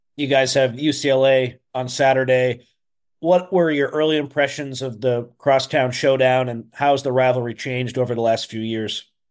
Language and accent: English; East Coast, United States; moved away; I'm from the East Coast, but my family came out to Chicago